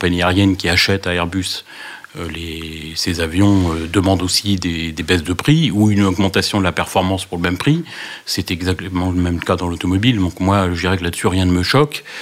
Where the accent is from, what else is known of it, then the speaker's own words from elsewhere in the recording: Nantes, Pays de la Loire, France; je suis originaire de Nantes. et euh, de Canaries Voilà, je suis né à une époque où Nantes tenait le haut du pavé